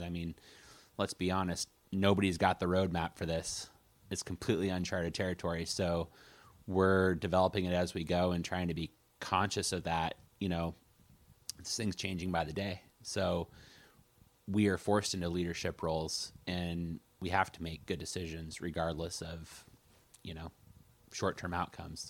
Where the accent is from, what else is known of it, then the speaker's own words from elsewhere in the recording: Coos Bay, Oregon, United States; I was born and raised in Coos Bay